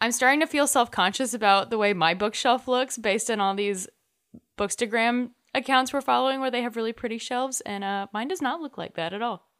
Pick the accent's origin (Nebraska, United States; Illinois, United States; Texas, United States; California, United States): Texas, United States; North; growing up in North Texas